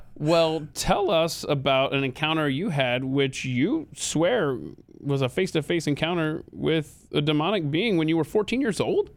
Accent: the South, United States; born and raised in the South

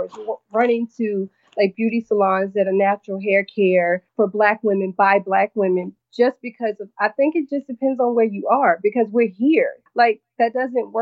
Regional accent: North Carolina, United States; now in New York, United States; being born and raised in North Carolina

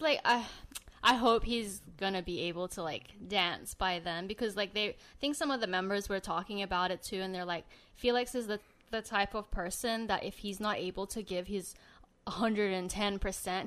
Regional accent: Sydney, New South Wales, Australia; now in Los Angeles, United States; he was born and raised in Sydney, Australia. Same as me.

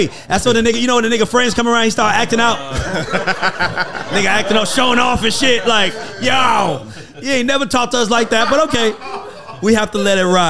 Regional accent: Atlanta, Georgia, United States; So because I'm from here

